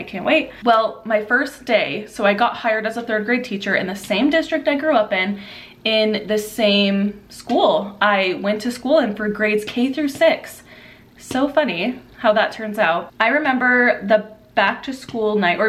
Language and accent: English; Southern California, United States; the location I was in Southern California, in my hometown